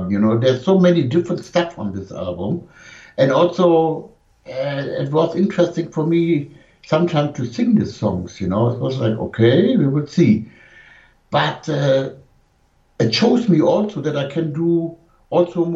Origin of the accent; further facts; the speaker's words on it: Germany; first language German; English is a second language; my mother language, you know. Of course, I'm German